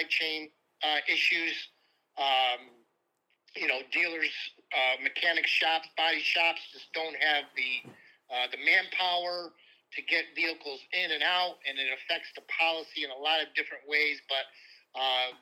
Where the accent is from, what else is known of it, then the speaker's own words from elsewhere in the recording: Syracuse, New York, United States; since I'm born and raised in Syracuse